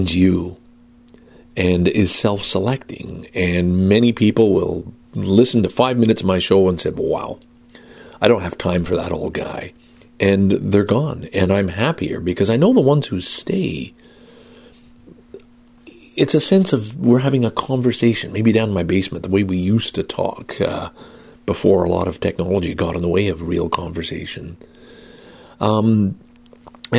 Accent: Canada; I'm Canadian

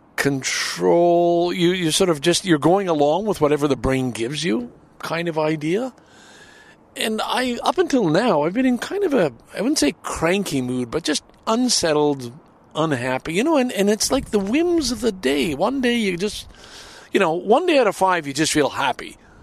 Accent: Canada; as a Canadian

